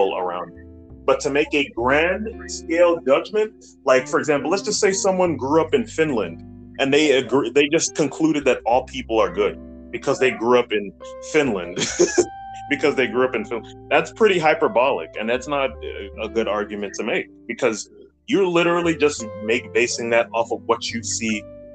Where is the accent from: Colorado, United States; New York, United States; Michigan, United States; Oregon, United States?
New York, United States; New York City; I grew up in New York, Brooklyn